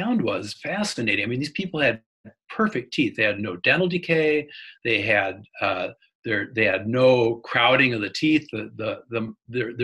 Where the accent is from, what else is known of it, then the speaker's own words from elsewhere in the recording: Wisconsin, United States; I grew up in Wisconsin